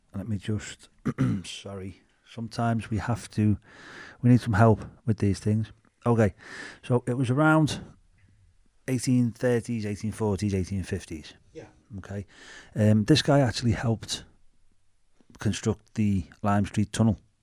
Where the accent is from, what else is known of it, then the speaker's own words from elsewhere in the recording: Bootle, North West England, United Kingdom; accent: Scouse; we're from Bootle.